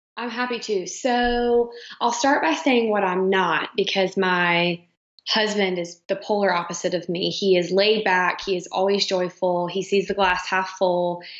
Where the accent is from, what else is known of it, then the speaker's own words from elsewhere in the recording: Charlotte, North Carolina, United States; now in Fort Mill, United States; We were born and raised in Charlotte